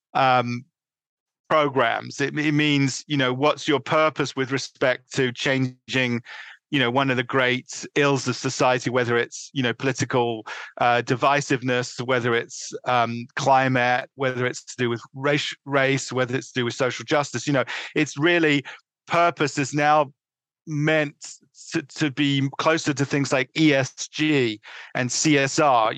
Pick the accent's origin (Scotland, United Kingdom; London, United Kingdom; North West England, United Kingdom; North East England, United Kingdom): London, United Kingdom; moved away as an adult; also born or lived in New York City; now in Connecticut, United States; I was born in the northeast London, uh, in a, in suburban London, let's put it, and I grew up uh, through undergraduate living uh, in England